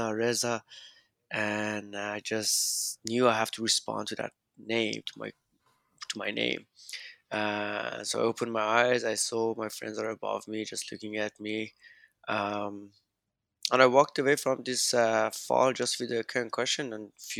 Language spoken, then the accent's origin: English; Iran; moved away as an adult; also born or lived in Canada; I grew up in Iran until I was 19 when I moved to Canada